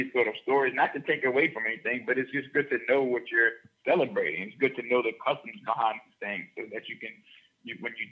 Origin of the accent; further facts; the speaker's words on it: New Orleans, Louisiana, United States; growing up where I grew up in New Orleans